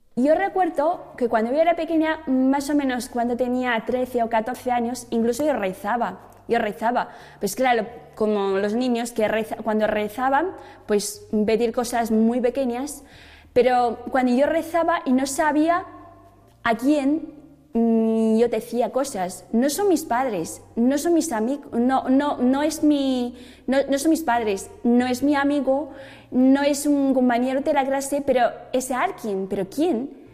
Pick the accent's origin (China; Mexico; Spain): China; Spanish is a second language; moved away; Yo nací en China, en una ciudad em, ni muy grande, pero ni muy pequeño